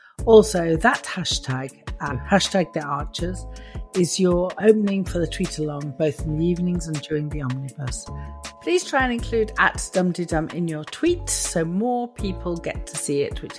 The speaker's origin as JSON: {"language": "English", "area": "Lincolnshire", "region": "East Midlands", "country": "United Kingdom", "said": "I'm from Lincolnshire."}